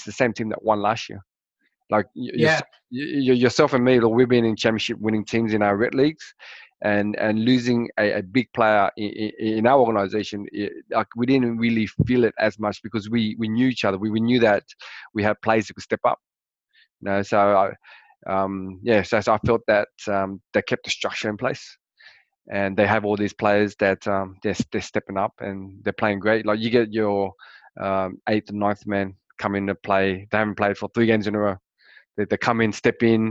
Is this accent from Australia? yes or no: yes; Australia; being a Australian